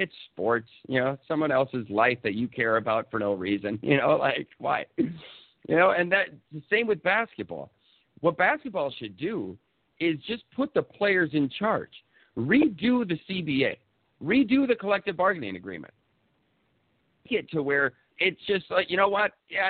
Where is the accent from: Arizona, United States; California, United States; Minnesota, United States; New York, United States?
Minnesota, United States; I'm from Minnesota.